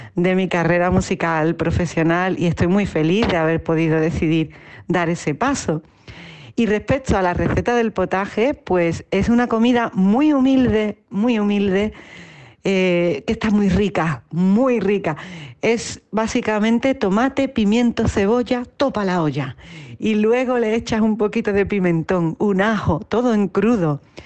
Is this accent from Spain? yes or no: yes; Utrera, Andalusia, Spain; now in Madrid, Spain; te hablo desde Madrid, que es el sitio donde vivo, aunque soy original de Utrera, un pueblecito del sur de Andalucía, al sur de España